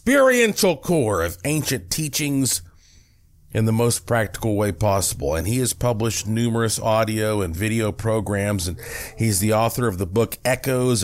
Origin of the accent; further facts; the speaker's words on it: Asheville, North Carolina, United States; my hometown of Asheville, North Carolina